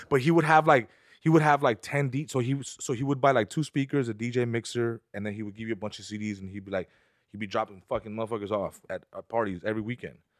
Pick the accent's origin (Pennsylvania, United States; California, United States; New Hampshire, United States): California, United States; San Fernando; here in Burbank and I'm from San Fernando